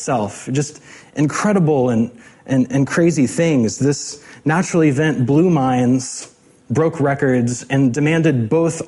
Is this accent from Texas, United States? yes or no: yes; hometown hit by Hurricane Harvey, Texas, United States; now in Seattle area, United States; I watched with particular anxiety as Hurricane Harvey made landfall in my hometown.